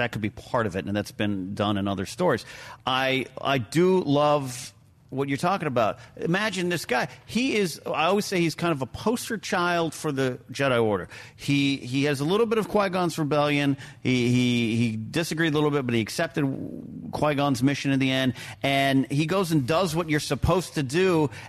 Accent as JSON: {"language": "English", "town": "Arroyo Grande", "region": "California", "country": "United States", "tie": "born or raised there", "moved": "yes", "said": "I will be in my hometown of Rio Grande, California"}